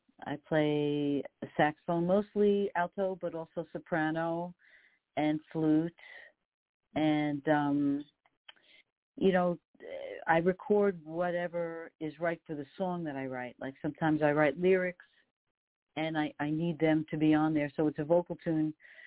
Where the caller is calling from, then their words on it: New York, United States; I'm calling you from New York. I'm on the Queens border, about 20 minutes outside of Midtown Manhattan.